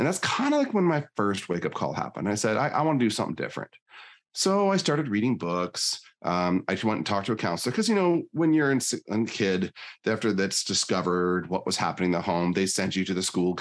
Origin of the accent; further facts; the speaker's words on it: Northern Michigan, United States; now in Northern Idaho, United States; I was born in Northern Michigan